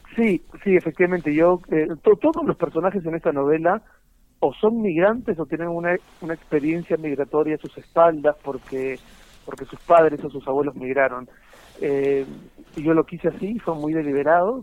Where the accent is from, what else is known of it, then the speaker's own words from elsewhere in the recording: Peru; moved away as an adult; now in Spain; yo me fui del Perú sin necesidad de haberme ido del Perú, podría perfectamente haberme quedado.